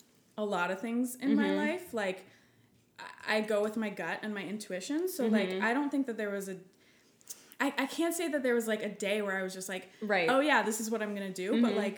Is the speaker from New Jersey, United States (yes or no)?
no; St. Petersburg, Florida, United States; So I grew up in Florida, in St. Pete, and I grew up, obviously with my parents and then a younger sister. We grew up by the beach